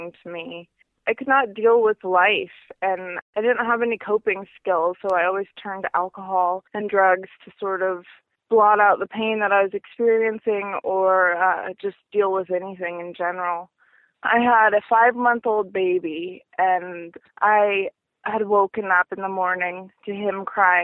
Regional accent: Seattle, Washington, United States; also born or lived in Montana; I was born in Montana, but I grew up in Seattle, Washington, and I spent most of my life there

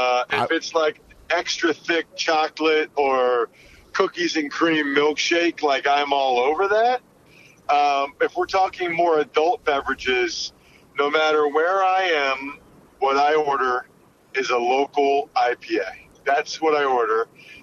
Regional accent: outside of Philly, Pennsylvania, United States; moved away as an adult; also born or lived in Princeton, New Jersey / Northern Virginia / Dallas / Buffalo; So I grew up outside of Pennsylvania, outside of Philly in Pennsylvania. Uh-huh. I love my hometown. I've lived in Princeton, New Jersey for college. I've lived in Washington, D.C., really Northern Virginia for the Redskins, mm-hmm. Dallas for the Cowboys

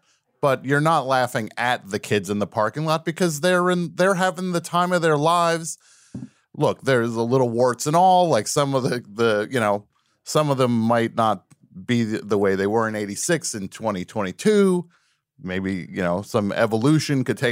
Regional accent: New Jersey, United States; I grew up in New Jersey.

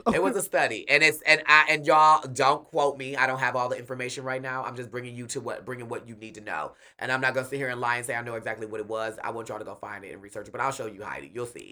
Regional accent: Milwaukee, Wisconsin, United States; I'm from Milwaukee, Wisconsin

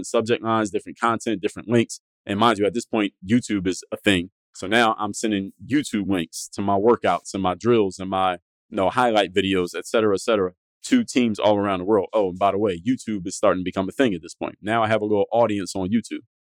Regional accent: Philadelphia, Pennsylvania, United States; I'm from Philly.

